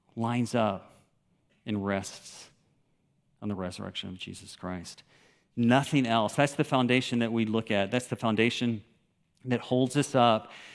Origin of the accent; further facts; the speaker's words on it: Memphis, Tennessee, United States; moved away as an adult; also born or lived in Moscow / Kyrgyzstan; growing up in Memphis, Tennessee, which I did.